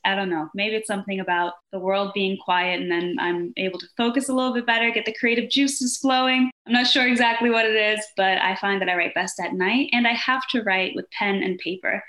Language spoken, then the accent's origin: English; Denmark; also born or lived in Brazil; now in New York, United States; I'm from Denmark and I'm also half Brazilian, but I live here in New York